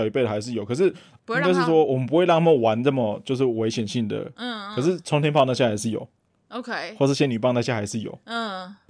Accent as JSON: {"language": "Chinese", "country": "Taiwan", "said": "我们就是台湾人的家庭传统，不就这样子吗？"}